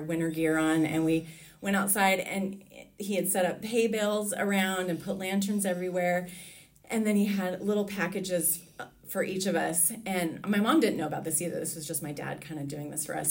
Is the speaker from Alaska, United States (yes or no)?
yes; Alaska, United States; moved away as an adult; now in Richmond, United States; I think back on my childhood and the longer that I'm away from Alaska